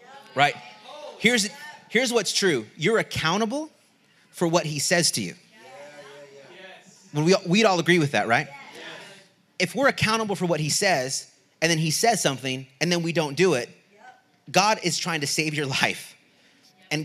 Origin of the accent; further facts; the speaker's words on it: Southern California, United States; moved away as an adult; also born or lived in Redding, California; Southern California, I grew up 15 minutes from the border. In Southern California, on the lower eastern part of California